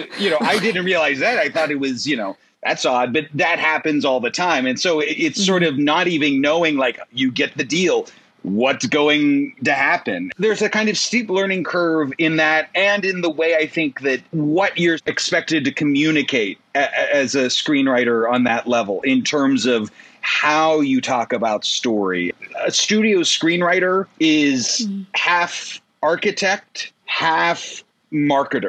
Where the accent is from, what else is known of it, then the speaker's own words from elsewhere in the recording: West Central Pennsylvania, United States; moved away as an adult; also born or lived in Pittsburgh; now in Los Angeles, United States; I grew up in West Central Pennsylvania, a very rural area.